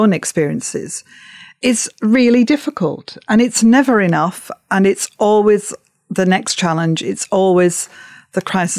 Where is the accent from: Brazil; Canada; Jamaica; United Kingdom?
United Kingdom; Upholland, North West England; You know, I came from Upholland, Wigan, Lancashire, Britain, the world, and so on.